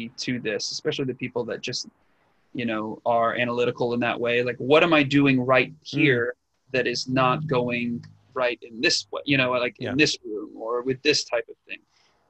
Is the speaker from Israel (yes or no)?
no; England, United Kingdom; accent: Northern English; This is my original accent as a Brit from Northern England.